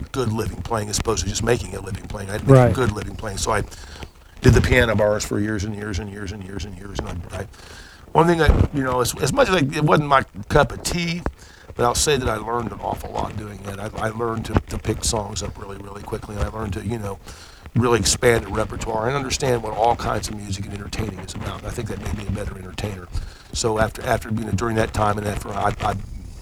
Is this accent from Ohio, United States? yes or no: yes; Dayton, Ohio, United States; also born or lived in eastern Kentucky (roots); I grew up in Dayton, and I'm from deep eastern Kentucky